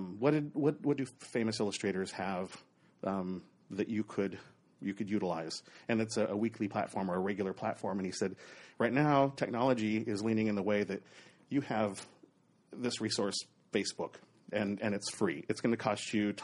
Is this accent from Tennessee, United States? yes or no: no; Oregon, United States; moved away as an adult; also born or lived in Southern California; Born and raised in Oregon, about an hour and a half south of Portland